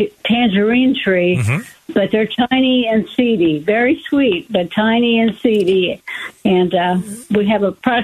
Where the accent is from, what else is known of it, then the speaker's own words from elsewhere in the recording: Midwest, United States; moved away as an adult; now in Arizona, United States; I'm from the Midwest, and I've been here almost 20 years.